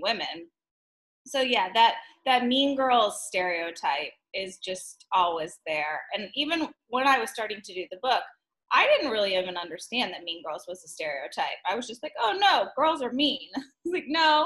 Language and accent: English; Texas, United States; I was raised in Texas